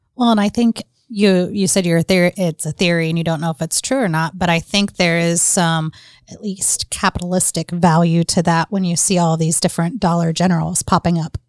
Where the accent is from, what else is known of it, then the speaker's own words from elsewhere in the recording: North Carolina, United States; moved away; I grew up in North Carolina for a while